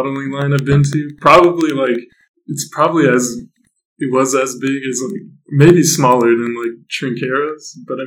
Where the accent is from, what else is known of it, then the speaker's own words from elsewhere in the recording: Fairfield, California, United States; I'm from Fairfield